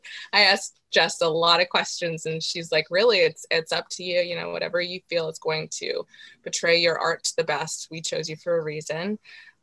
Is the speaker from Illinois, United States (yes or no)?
no; Morrisville, Vermont, United States; I grew up in Morrisville, Vermont